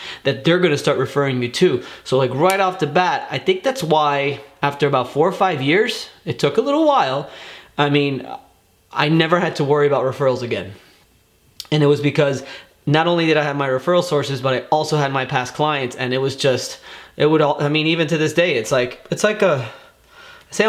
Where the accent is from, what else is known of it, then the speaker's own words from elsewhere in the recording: Miami, Florida, United States; born and raised in Miami